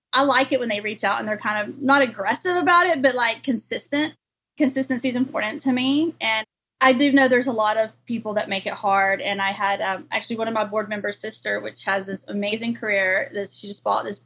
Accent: Longview, Texas, United States; my hometown in Longview, East Texas

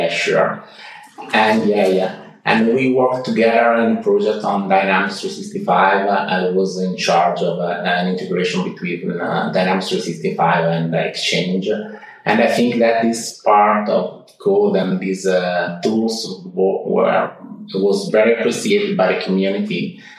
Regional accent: Italy; first language Italian; English is a second language; moved away as an adult; also born or lived in Milan; now in Ticino, Switzerland; I'm from Italy, because I traveled to Switzerland more or less 8 years ago

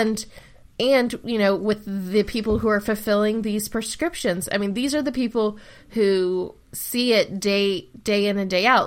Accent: Ohio, United States; I live in Ohio, and Ohio ha, like, my hometown has a huge opioid problem

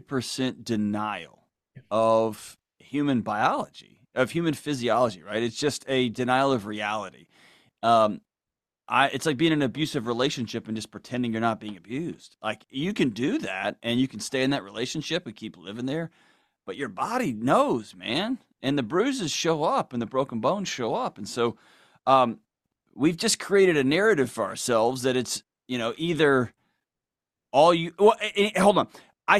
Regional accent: Houston, Texas, United States; Yes, sir. Houston.

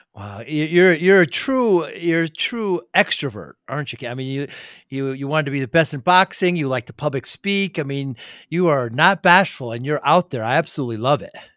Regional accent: Northeast, United States; I'm from the Northeast

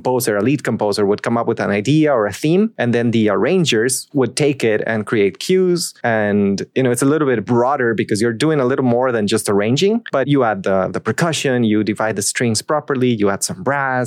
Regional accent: Costa Rica; so I'm Costa Rican

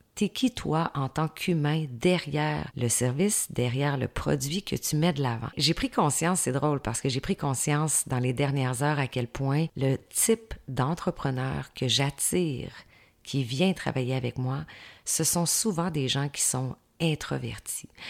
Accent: Saint-Georges, Quebec, Canada; je viens de la ville de Saint-Georges-de-Beauce, une ville de 35 000 habitants

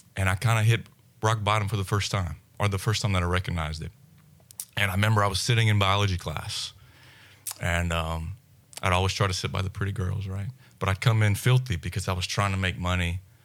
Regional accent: South Louisiana, United States; growing up in South Louisiana

